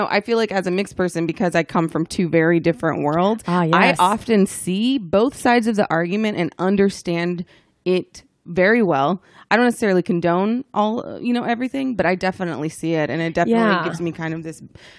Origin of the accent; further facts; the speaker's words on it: Dallas, Texas, United States; Yeah, I mean, you know, I'm from Dallas, so I get it.